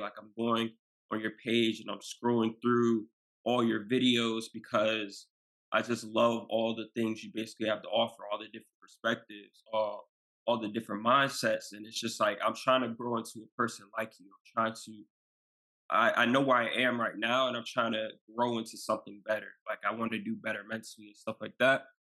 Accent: Maryland, United States; I'm from Maryland

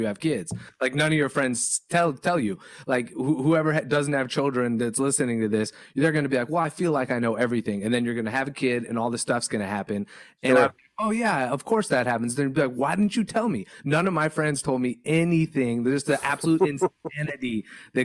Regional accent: San Francisco Bay Area, California, United States; also born or lived in Los Angeles, United States; I'm a California guy. I grew up in the San Francisco Bay Area. I've lived in LA for 20 years

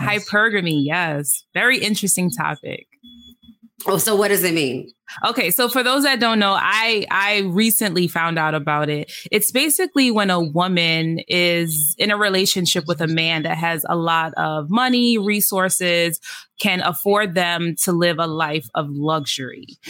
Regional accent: New York City, New York, United States; I'm originally from the Bronx, mother of three teenagers.

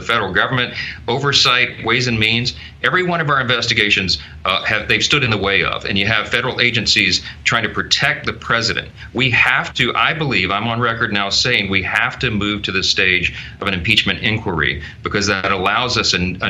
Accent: Louisiana, United States; I'm here in my home state of Louisiana

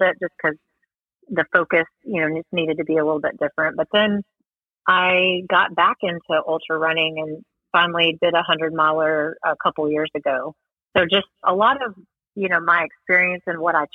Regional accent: East Texas, United States; moved away as an adult; now in Fort Worth, United States; I am from East Texas, actually, originally. Came from Long Beach, Texas

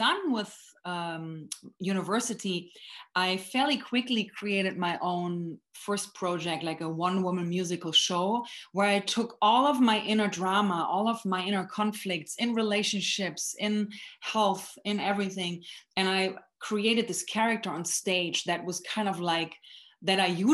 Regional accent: Germany; moved away; born and raised in Germany

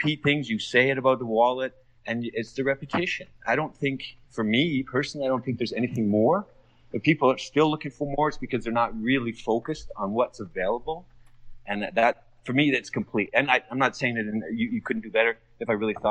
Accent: Calgary, Alberta, Canada; now in Doha, Qatar; I'm in Doha, Qatar, a little ways from my hometown of Calgary in Canada

